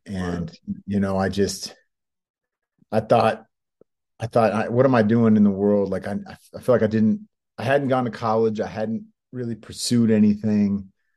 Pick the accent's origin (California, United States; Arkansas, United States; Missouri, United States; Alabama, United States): California, United States; Bay Area; moved away as an adult; also born or lived in San Diego / Los Angeles; I grew up in the Bay Area.